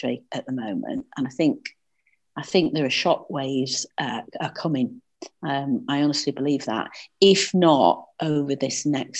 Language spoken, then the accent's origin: English; the north of England, United Kingdom; accent: northern; my northern accent